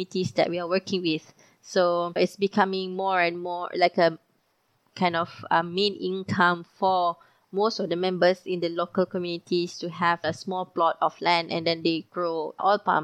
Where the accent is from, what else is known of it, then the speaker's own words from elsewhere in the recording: Malaysia; Being a Malaysian